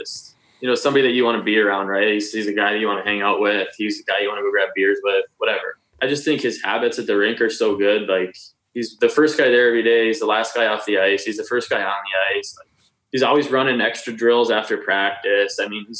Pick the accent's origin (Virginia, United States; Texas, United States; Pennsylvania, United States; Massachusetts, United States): Massachusetts, United States; Boston; we grew up in the Boston area watching college hockey